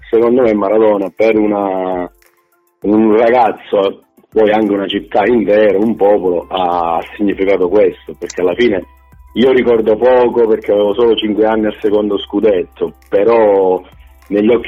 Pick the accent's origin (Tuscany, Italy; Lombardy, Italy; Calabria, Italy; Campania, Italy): Calabria, Italy; quello che io da buon calabrese, quindi oltretutto dalla città di Napoli, non ho nulla a che vedere